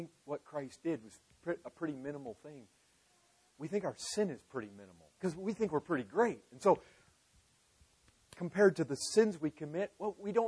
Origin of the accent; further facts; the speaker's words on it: United States; growing up in America